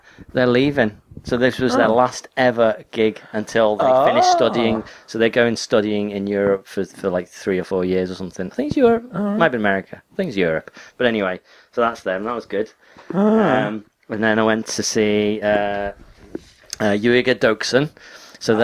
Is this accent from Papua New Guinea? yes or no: no; England, United Kingdom; I'm English.